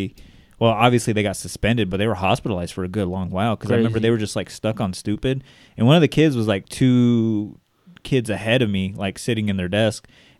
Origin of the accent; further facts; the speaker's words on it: Bakersfield, California, United States; we are from Bakersfield